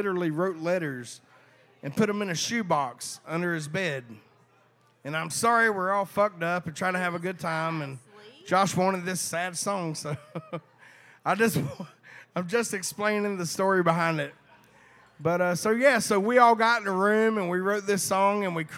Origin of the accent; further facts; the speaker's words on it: Hazlehurst, Georgia, United States; I'm from Hazelhurst, Georgia.